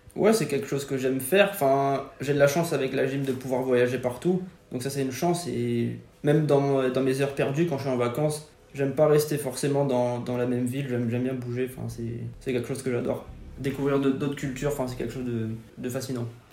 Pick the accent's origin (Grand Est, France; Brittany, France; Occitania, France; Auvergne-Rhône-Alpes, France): Grand Est, France; Forbach; moved away; quand j'étais petit, quand j'étais à Fort-Bas.